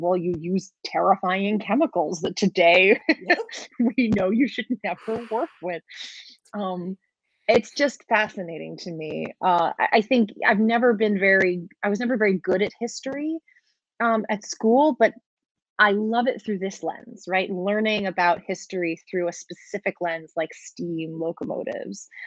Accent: New York City, New York, United States; I grew up in Brooklyn

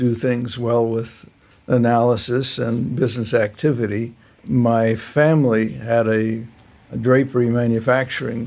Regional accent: Alhambra, California, United States; also born or lived in West Los Angeles / Pacific Palisades; I grew up in the San Gabriel Valley in a little town called Alhambra, and I went through high school there

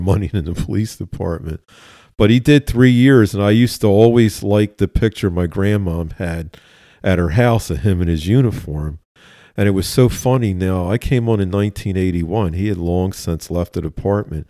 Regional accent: Philadelphia, Pennsylvania, United States; Born and raised in West Philadelphia. Both sides of my family are from West Philly

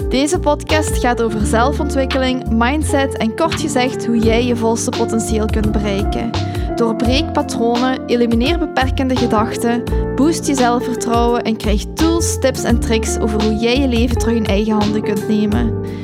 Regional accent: Hasselt, Limburg, Belgium; zoals jullie waarschijnlijk wel horen, ben ik van Limburg. Dus eh, ik ben geboren in Limburg, in Hasselt. Eh, ik woon nu in Genk.

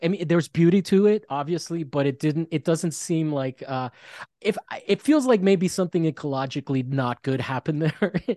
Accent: Florida, United States; now in Los Angeles, United States; I'm from Florida, so it's all flat there

